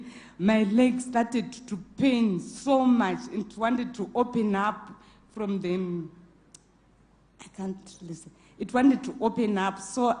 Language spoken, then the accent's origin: English; Zimbabwe; also born or lived in Mpumalanga; now in South Africa; I'm from Zimbabwe